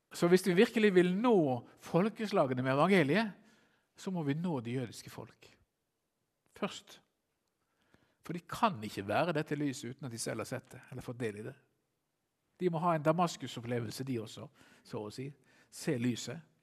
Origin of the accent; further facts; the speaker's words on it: Bergen, Vestland, Norway; jeg som bergenser